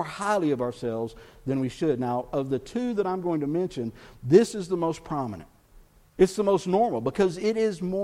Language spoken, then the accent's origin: English; Texas, United States; I'm from Texas